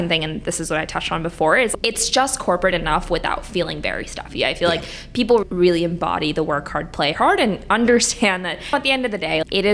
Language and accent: English; New York, United States; moved away as an adult; also born or lived in Michigan; now in Chicago, United States; I grew up in New York